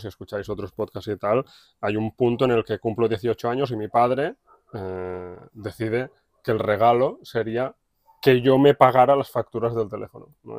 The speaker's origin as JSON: {"language": "Spanish", "town": "Matadepera", "region": "Catalonia", "country": "Spain", "tie": "born or raised there", "said": "nací aquí en Mata de Pera, fui al colegio, instituto"}